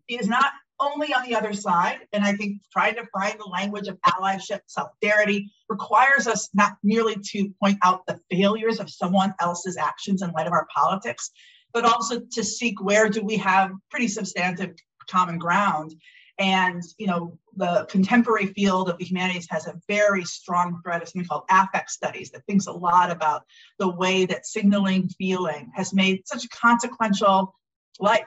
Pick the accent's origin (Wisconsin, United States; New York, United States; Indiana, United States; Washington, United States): Wisconsin, United States; Milwaukee; I was raised in Milwaukee, Wisconsin